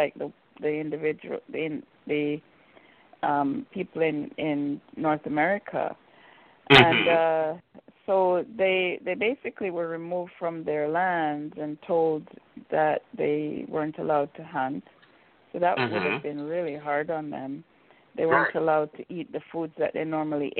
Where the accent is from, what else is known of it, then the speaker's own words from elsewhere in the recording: Jamaica; moved away; also born or lived in Vancouver; being Jamaican